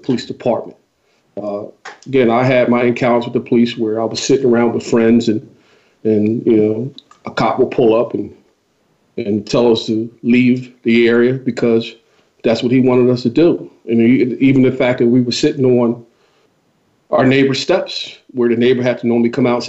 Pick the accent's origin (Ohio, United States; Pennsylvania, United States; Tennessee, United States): Pennsylvania, United States; Philadelphia; I grew up in West Philadelphia in the area of Overbrook